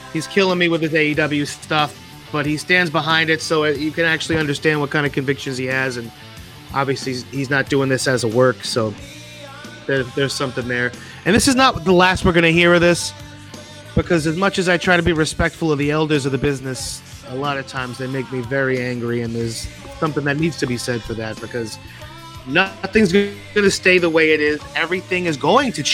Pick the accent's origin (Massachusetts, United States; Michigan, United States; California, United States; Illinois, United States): Massachusetts, United States; Worcester; I'm from Worcester.